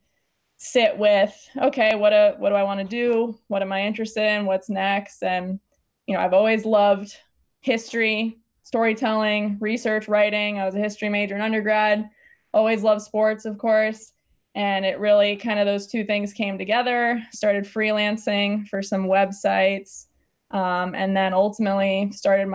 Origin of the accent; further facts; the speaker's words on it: Los Angeles, California, United States; born and raised in Los Angeles